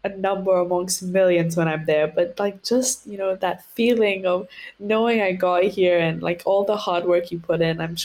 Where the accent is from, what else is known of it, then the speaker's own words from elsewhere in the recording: Seychelles; two of our smaller islands here in the Seychelles